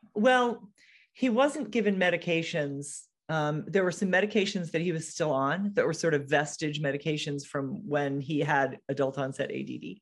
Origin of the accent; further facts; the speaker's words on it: Connecticut, United States; also born or lived in Seattle area; now in Seattle, United States; I'm from, I live in the Seattle area, but I'm from Connecticut.